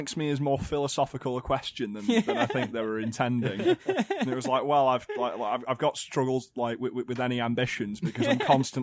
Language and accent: English; the north of England, United Kingdom; Speaking as a Northerner